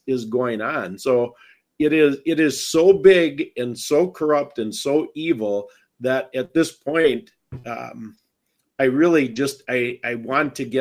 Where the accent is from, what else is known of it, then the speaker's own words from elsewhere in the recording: Wisconsin, United States; I'm from Wisconsin because I don't have an accent.